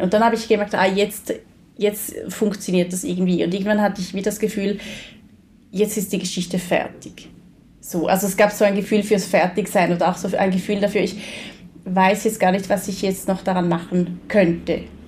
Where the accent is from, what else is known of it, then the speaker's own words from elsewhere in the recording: rural Switzerland near Konstanz, Thurgau, Switzerland; da, wo ich aufgewachsen bin, in einer sehr ländlichen Gegend in der Schweiz, ähm, Nähe Konstanz